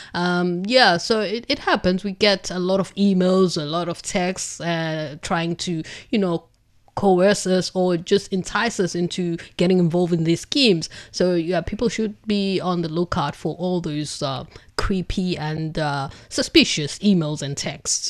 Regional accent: Durban, KwaZulu-Natal, South Africa; now in Beijing, China; I come from Durban in South Africa, which is a coastal city on the east coast of South Africa

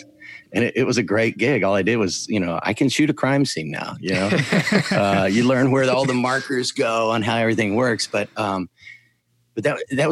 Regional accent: Cincinnati, Ohio, United States; moved away as an adult; now in Atlanta, United States; I'm originally from Cincinnati, but moved here a couple of years ago

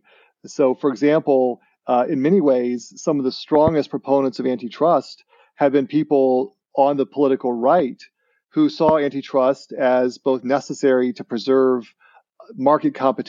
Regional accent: Livonia, Michigan, United States; born there; I was born in Livonia, Michigan, and just coincidentally, my parents were working here that year. But then they weren't from Michigan.

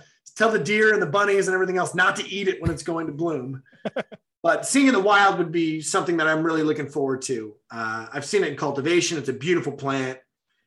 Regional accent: Michigan, United States; now in Pennsylvania, United States; I'm from Michigan

